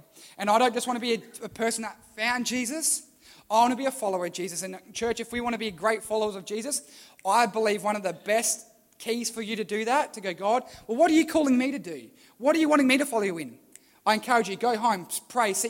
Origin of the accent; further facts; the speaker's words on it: Port Lincoln, South Australia, Australia; where are you from? Port Lincoln